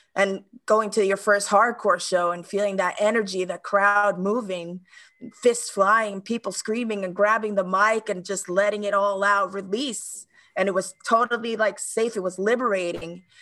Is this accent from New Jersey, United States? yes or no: no; New York City, New York, United States; moved away as an adult; also born or lived in Dominican Republic (ancestry); now in Stockholm, Sweden; growing up in New York, I mean, first of all, I'm a, ch- a child of immigrants